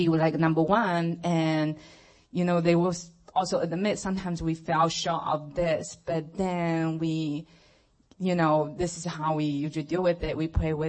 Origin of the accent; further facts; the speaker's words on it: China; moved away; I grew up in China, and just being raised in a family that they are atheists